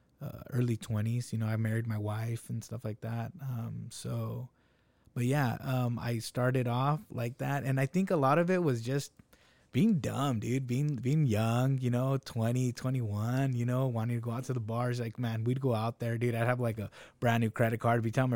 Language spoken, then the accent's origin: English; Salinas, California, United States; I was that kid growing up in Salinas.